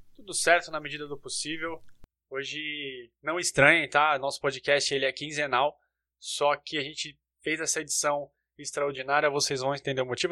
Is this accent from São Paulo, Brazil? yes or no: yes; Santos, São Paulo, Brazil; now in São Paulo, Brazil; eu moro em São Paulo, mas sou de Santos